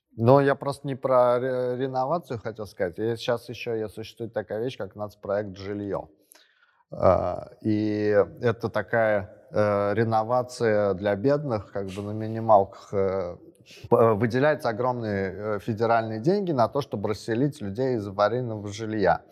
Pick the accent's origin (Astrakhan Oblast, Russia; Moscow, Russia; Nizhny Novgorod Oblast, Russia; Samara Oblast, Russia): Samara Oblast, Russia; Samara; я вот сам из Самары